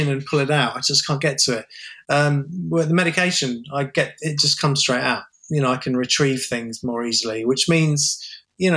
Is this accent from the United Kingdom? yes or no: yes; England, United Kingdom; I'm an Englishman